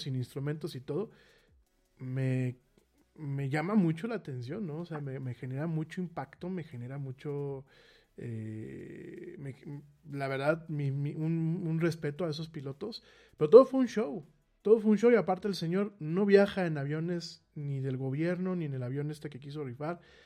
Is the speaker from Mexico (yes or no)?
yes; Mexico City, Mexico; yo soy de la Ciudad de México